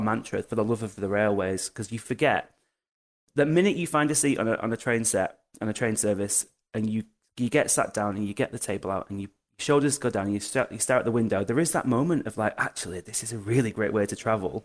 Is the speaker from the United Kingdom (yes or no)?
yes; United Kingdom; we're British, we're British about it